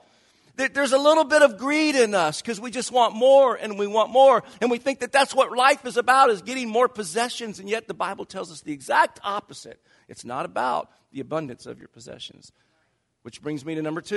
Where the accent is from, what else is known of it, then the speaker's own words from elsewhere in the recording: the South, United States; now in Silicon Valley, United States; I grew up in the South